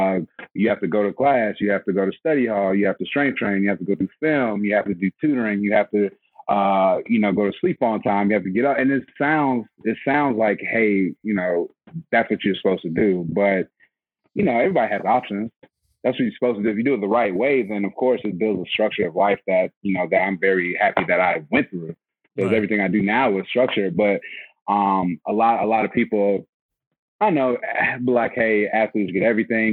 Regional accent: Atlanta, Georgia, United States; I'm from Atlanta, Georgia

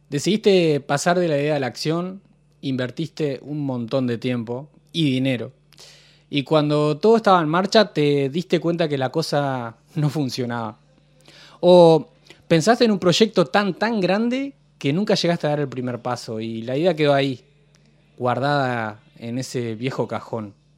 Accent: Rosario, Santa Fe, Argentina; toda, la vida, toda la vida yo he vivido en Rosario

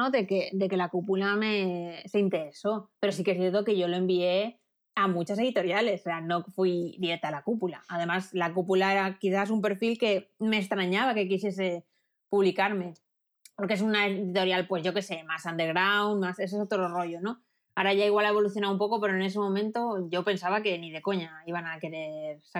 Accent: Elda, Valencian Community, Spain; moved away; also born or lived in Barcelona; Yo soy de Elda, de Alicante.

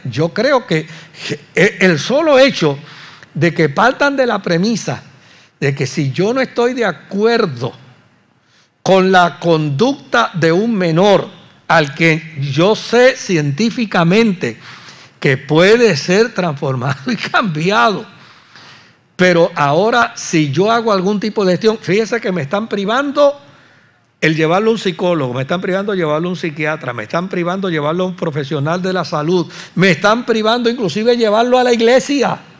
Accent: Puerto Rico; como puertorriqueños

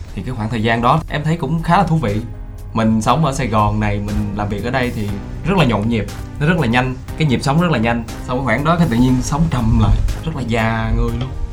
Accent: Southern Vietnam, Vietnam; accent: Southern Vietnamese; vẫn sử dụng giọng miền Nam của mình

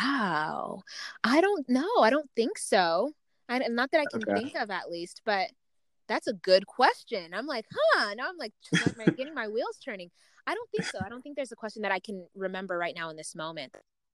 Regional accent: Uganda; because I'm from Uganda, right? I'm African.

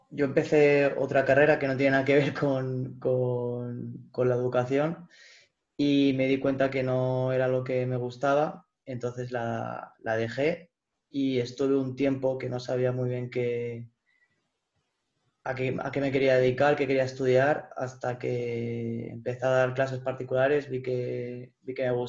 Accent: Alicante, Valencian Community, Spain; now in Porto, Portugal; Bueno, pues yo vengo de Alicante, de la mayor terreta del mundo, que decimos ahí.

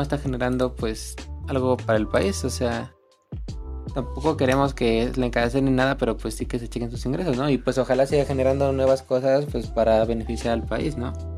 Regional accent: Mexico; como mexicano

